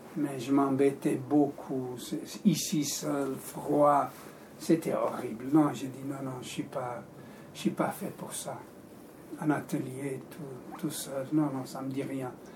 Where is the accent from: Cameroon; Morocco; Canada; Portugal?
Portugal; Porto, Norte; now in Switzerland; tu viens de la même ville que moi au Portugal, tu es de Porto, je suis de Porto